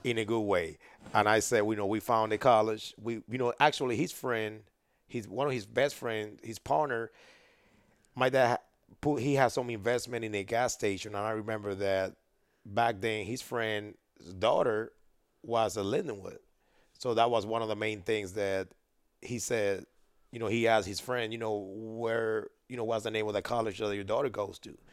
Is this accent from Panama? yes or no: yes; Panama; moved away as an adult; now in United States; I grew up in Panama.